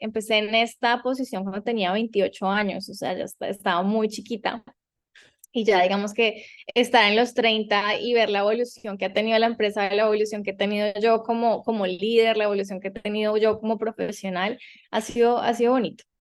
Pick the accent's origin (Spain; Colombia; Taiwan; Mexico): Colombia; moved away as an adult; also born or lived in New York; now in United States; mi tierra, Colombia